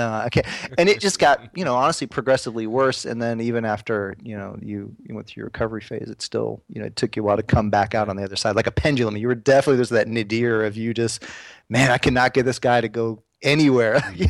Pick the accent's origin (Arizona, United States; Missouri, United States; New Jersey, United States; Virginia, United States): Missouri, United States; St. Louis; I'd never left St. Louis.